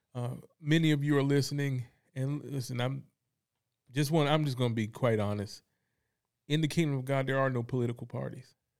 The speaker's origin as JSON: {"language": "English", "town": "Fayetteville", "region": "North Carolina", "country": "United States", "tie": "born or raised there", "also_born_or_lived": "Kansas", "said": "I grew up in Fayetteville, North Carolina"}